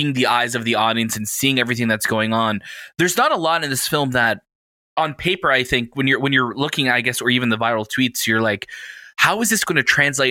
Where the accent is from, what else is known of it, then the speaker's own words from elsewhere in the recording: Canada; we're Canadian